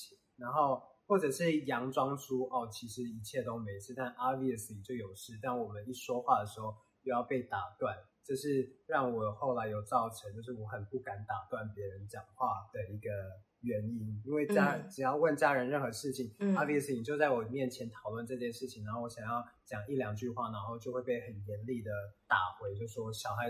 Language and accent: Chinese; Taiwan; 我们台湾人